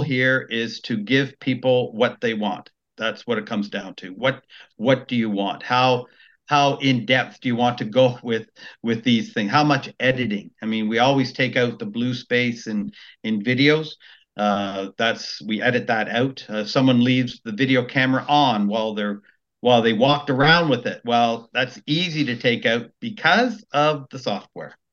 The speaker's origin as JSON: {"language": "English", "town": "Maple", "region": "Ontario", "country": "Canada", "tie": "born or raised there", "also_born_or_lived": "Richmond Hill", "said": "I grew up in Maple, uh, and then my parents moved to Richmond Hill in '84."}